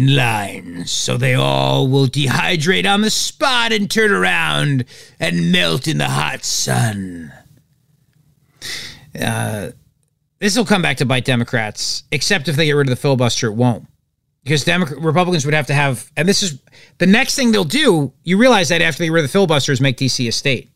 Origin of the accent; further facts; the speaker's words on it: New Jersey, United States; I'm from New Jersey